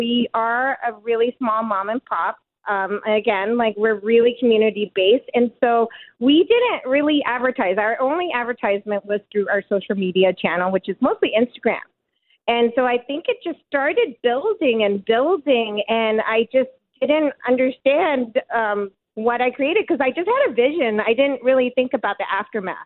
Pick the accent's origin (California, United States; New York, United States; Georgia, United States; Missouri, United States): California, United States; now in Burlington, Canada; I'm from California.